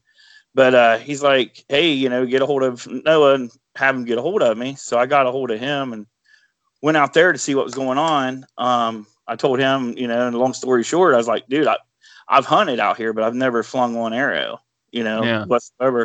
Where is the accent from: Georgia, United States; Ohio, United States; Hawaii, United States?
Ohio, United States; Bradford; I'm from Bradford, Ohio. It's a little town. I couldn't tell you how many people. Everybody knows your name. That's about all I know. I've lived here all my life, pretty much